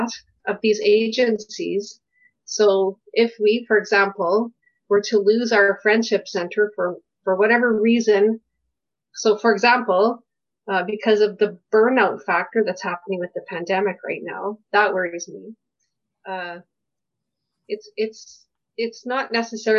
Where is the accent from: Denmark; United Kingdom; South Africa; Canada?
Canada; Kensington Community League, Alberta; I grew up in Kensington Community League